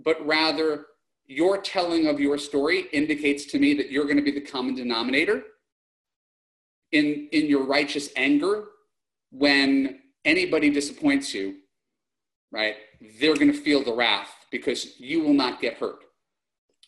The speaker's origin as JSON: {"language": "English", "region": "New York", "country": "United States", "moved": "yes", "lives_now": "Los Angeles, United States", "said": "I'm a New Yorker"}